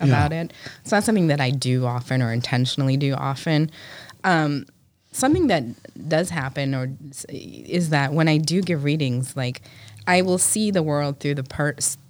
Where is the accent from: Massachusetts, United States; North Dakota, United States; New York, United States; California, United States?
Massachusetts, United States; New Bedford; I'm from New Bedford